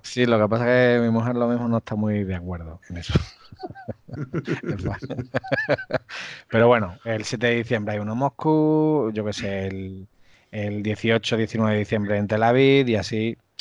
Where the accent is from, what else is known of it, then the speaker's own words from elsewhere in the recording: Cáceres, Extremadura, Spain; yo soy de Extremadura, de Cáceres